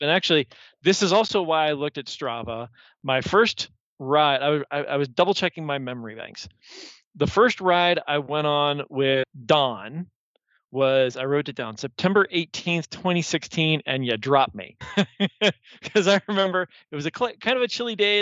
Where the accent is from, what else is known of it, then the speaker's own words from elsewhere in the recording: Columbus, Ohio, United States; I'm from here. So I was born in Columbus. I was actually born downtown Mount Carmel, the old the old Mount Carmel downtown. Grew up here